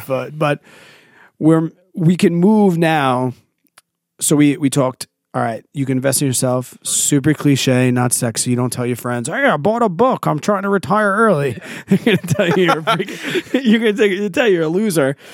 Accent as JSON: {"language": "English", "region": "New York", "country": "United States", "said": "As a New Yorker"}